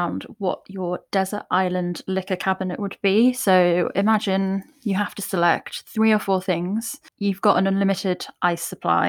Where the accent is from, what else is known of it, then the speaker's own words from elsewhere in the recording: United Kingdom; we are British